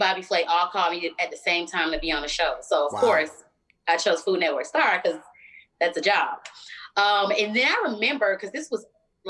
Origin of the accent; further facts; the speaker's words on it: Philadelphia, Pennsylvania, United States; accent: country twang; So, I talk a little different. I got a country twang. I'm from Philly, but Atlanta is all up inside of me.